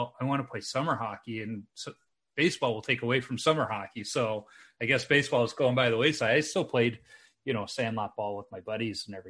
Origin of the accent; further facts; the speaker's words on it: Chicago, Illinois, United States; I grew up in Chicago during the Jordan era